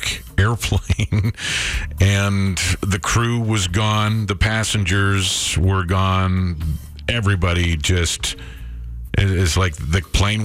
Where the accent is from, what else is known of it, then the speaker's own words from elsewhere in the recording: Creston, British Columbia, Canada; growing up in Creston, B.C.